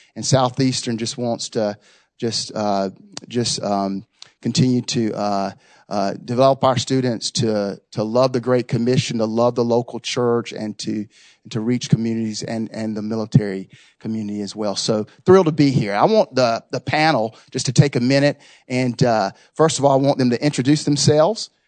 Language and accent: English; Raleigh, North Carolina, United States; I'm born and raised in Raleigh